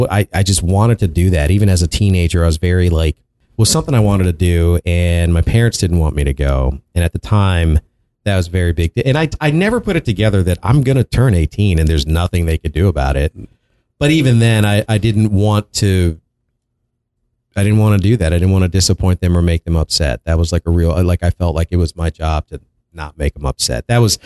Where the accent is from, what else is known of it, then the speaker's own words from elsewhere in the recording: Prince George's County, Maryland, United States; I grew up in Prince George's County, Maryland, which Annapolis is close by.